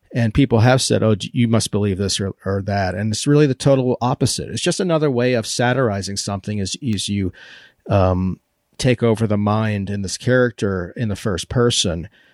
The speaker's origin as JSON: {"language": "English", "region": "Maryland", "country": "United States", "tie": "born or raised there", "said": "I grew up with this in Maryland."}